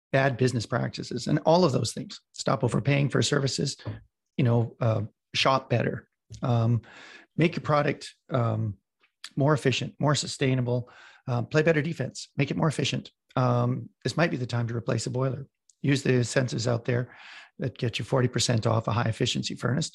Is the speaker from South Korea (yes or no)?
no; Western Canada, Canada; I'm from Western Canada.